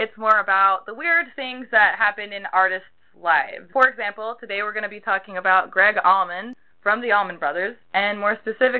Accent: the South, United States; growing up in the South

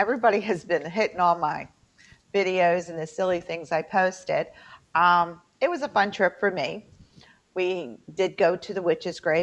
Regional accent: Fairmont, West Virginia, United States; accent: twang; moved away; also born or lived in Baltimore; I'm from Fairmont

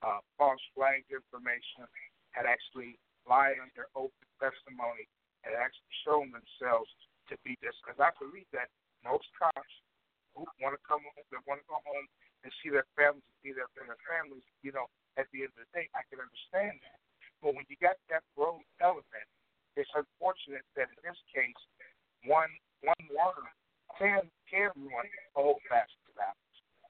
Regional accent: Chicago, Illinois, United States; Man, like I said, I'm from Chicago, and I had to look up the young man's name.

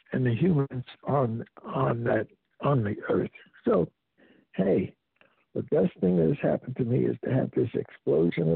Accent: United States; New York, Harlem, my hometown, North New Jersey

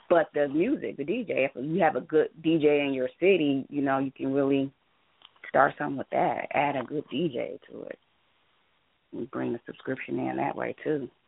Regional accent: Cleveland, Ohio, United States; now in Columbus, United States; I live in Columbus. I'm from Cleveland, but I uh, live in Columbus.

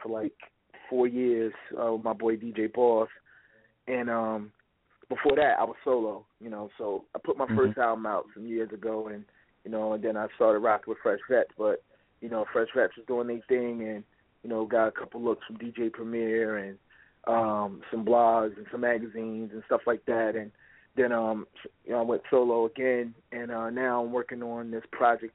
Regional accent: Tuscaloosa, Alabama, United States; now in New York, United States; I was born out there in Tuscaloosa

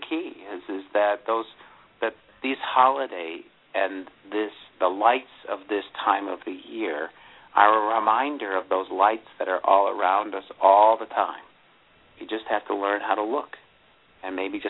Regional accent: Buffalo, New York, United States; I grew up in the Buffalo area

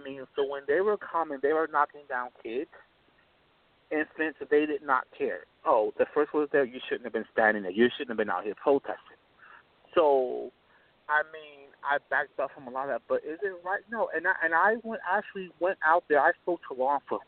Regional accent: New Jersey, United States; in my hometown of New Jersey

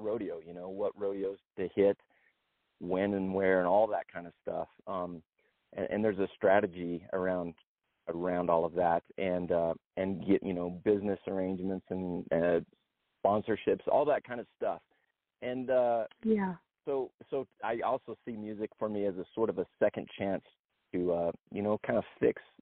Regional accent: Pinedale, Wyoming, United States; here in my hometown of Pinedale, Wyoming.

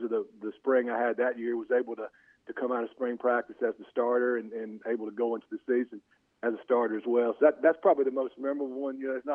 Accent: Monroe, Louisiana, United States; I was from Monroe

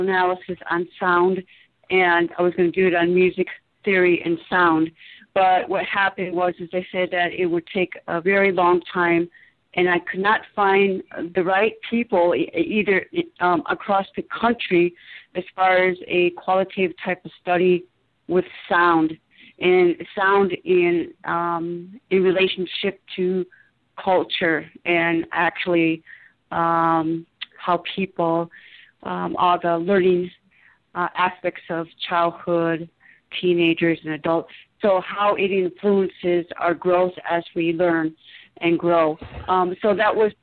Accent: outside of Detroit, Michigan, United States; I grew up in outside of Detroit in the suburbs

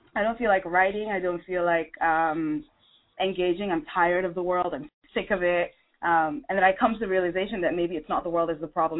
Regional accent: Nigeria; I'm originally from Nigeria.

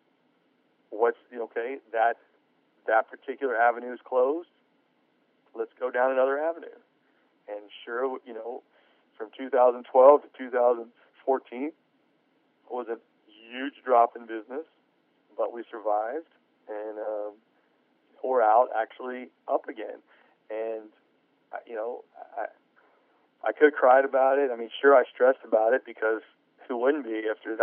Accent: United States; I'm an American taxpaying citizen

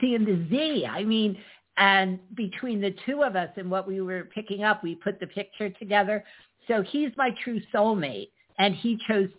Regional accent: Neptune, New Jersey, United States; I was born in Neptune.

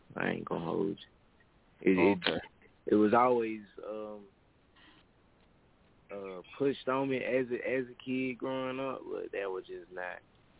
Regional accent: Florida, United States; also born or lived in U.S. Virgin Islands; I'm from Virgin Islands, really. I was just majority raised in Florida. So, like, that really why I claim Florida like that.

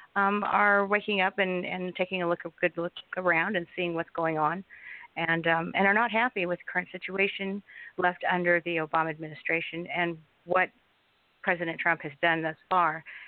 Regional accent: Southern California, United States; I am from Southern California

